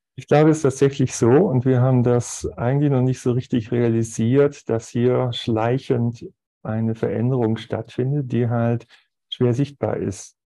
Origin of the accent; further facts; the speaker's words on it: Aalen, Baden-Württemberg, Germany; moved away as an adult; now in Zurich, Switzerland; ich bin im ehrwürdigen Kreissaal der Stadt Aalen zur Welt gekommen